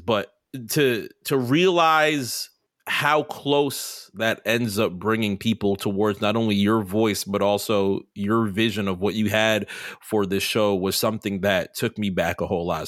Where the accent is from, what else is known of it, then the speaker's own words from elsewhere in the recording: New York City, New York, United States; moved away; I was born in New York City